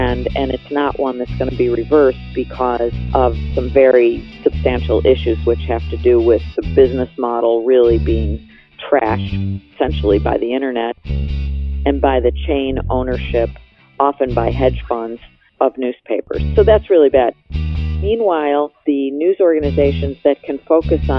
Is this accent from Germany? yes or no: no; Buffalo, New York, United States; the top editor of my hometown daily, the Buffalo News